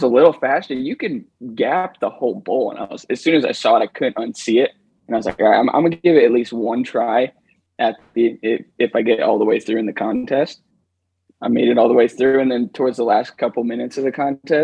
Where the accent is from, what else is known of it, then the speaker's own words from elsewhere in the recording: East Coast of the United States, United States; moved away as an adult; now in Utah, United States; I grew up on the East Coast of the United States.